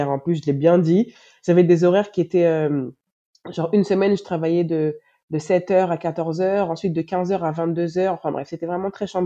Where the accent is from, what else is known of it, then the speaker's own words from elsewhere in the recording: Benin; also born or lived in France / Canada; now in Senegal; moi, je suis née en France, j'ai étudié au Canada, maintenant je vis au Sénégal et je suis béninoise.